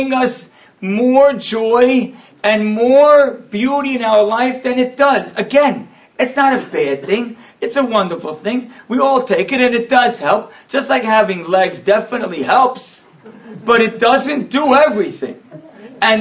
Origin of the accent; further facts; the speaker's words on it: Deal, New Jersey, United States; I was a little kid and I was growing up in Deal